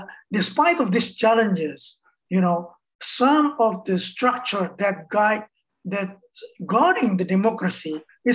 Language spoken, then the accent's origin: English; Indonesia; I came from Indonesia